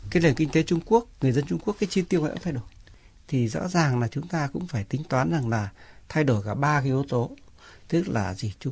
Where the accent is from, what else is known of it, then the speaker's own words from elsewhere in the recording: Vietnam; Đây là lần đầu tiên tôi quay lại Việt Nam đem theo người chồng, người ở Canada đến để giới thiệu um, quê hương của mình.